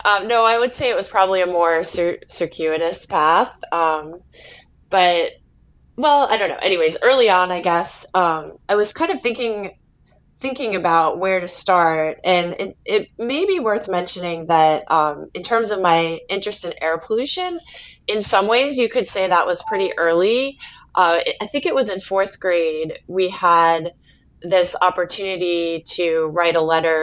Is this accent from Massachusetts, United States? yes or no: yes; Stoneham, Massachusetts, United States; also born or lived in Saugus, Massachusetts; I was born in Saugus, Massachusetts, and then we moved to Stone Stoneham, which is really where where I, you know, from my the time I can remember uh, where we lived